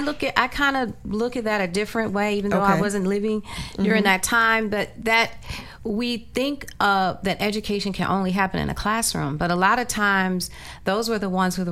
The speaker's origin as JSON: {"language": "English", "area": "Eastern Shore", "region": "Maryland", "country": "United States", "said": "I'm from that area. I'm from the Eastern Shore, Maryland."}